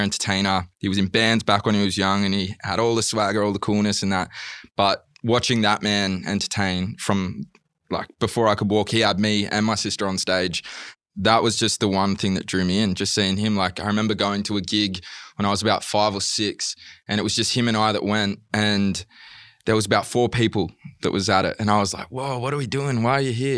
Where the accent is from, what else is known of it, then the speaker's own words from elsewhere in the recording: Wollongong, New South Wales, Australia; moved away as an adult; also born or lived in England; now in Melbourne, Australia; I'm originally from Wollongong